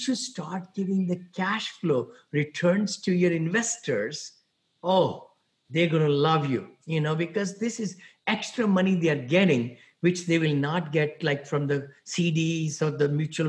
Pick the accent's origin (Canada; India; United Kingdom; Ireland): India; moved away as an adult; also born or lived in Ohio / San Francisco area, California; now in San Francisco, United States; I'm from India originally. I came out here about 40 some years back with $7